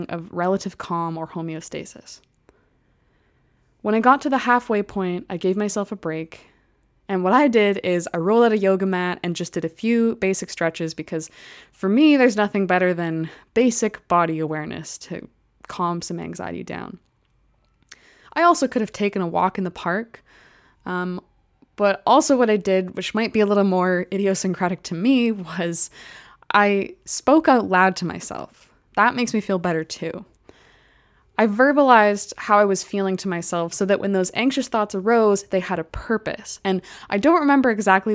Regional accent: Calgary, Alberta, Canada; I grew up in Calgary

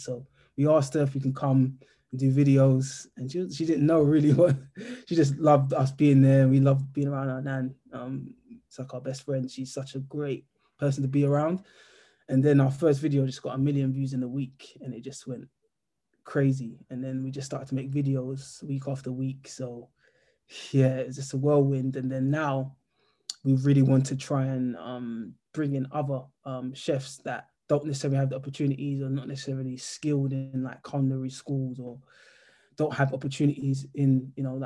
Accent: London, United Kingdom; we're from South London, so we've got like a massive community here.

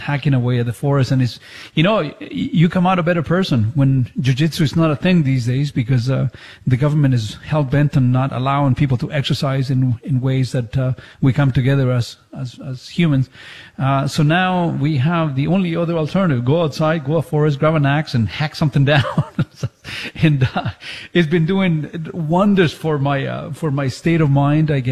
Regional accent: Chile; English is a second language; moved away; when I was growing up in Chile

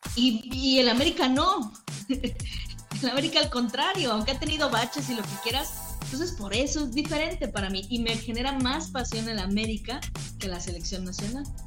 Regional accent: Mexico; soy mexicana

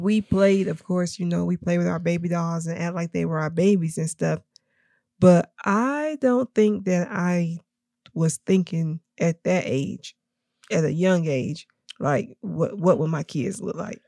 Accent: Tennessee, United States; also born or lived in Kentucky / Knoxville; we moved to Tennessee, um, probably, I think, when I was about three or four

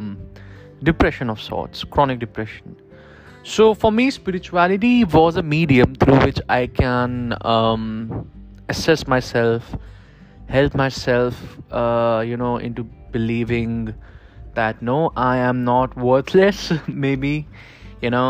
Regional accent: Kanpur, Uttar Pradesh, India; I am from Kanpur, which is in India

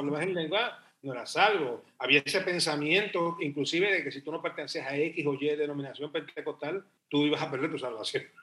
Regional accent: Puerto Rico; moved away as an adult; also born or lived in Spain; Estoy desde San Just, Puerto Rico

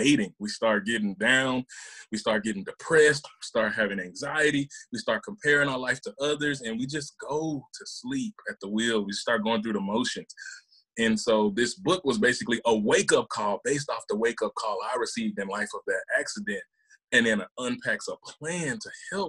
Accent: Mississippi, United States; also born or lived in Memphis, Tennessee; born in Memphis, raised in Mississippi

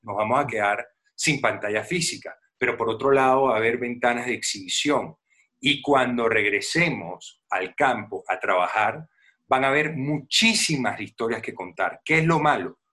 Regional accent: Venezuela; como venezolano

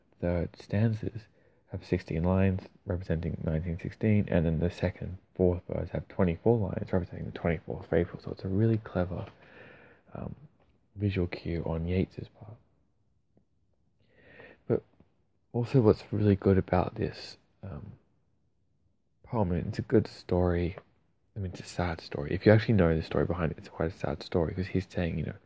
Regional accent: Australia; accent: Aussie; I'm Australian, not Irish, so it's not quite as amazing in an Aussie accent

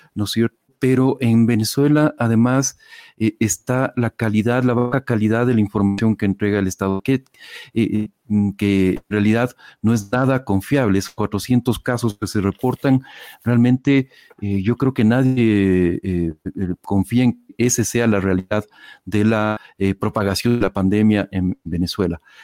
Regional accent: Ecuador; en, Ecuador, en mi país

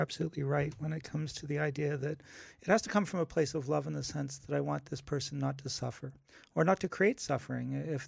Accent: Canada; now in Los Angeles, United States; I'm Canadian as opposed to American

